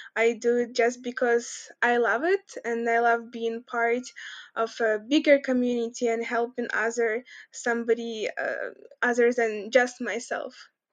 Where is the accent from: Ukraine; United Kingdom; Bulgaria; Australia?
Ukraine; Kremenchuk, Poltava Oblast; moved away as an adult; also born or lived in United States / Lithuania; in our town, I come from Cremenchuk. It's in Poltava region